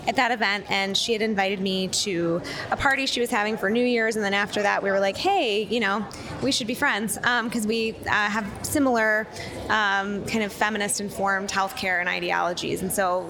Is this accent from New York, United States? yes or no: no; Ann Arbor, Michigan, United States; moved away as an adult; now in Chicago, United States; I grew up in Ann Arbor